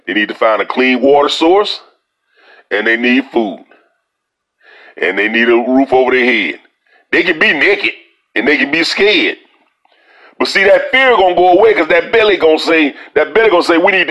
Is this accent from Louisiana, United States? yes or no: yes; Louisiana, United States; I'm from Louisiana